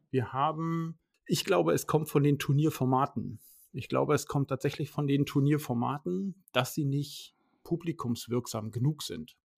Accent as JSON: {"language": "German", "region": "Schleswig-Holstein", "country": "Germany", "said": "bei uns in Schleswig-Holstein und Hamburg"}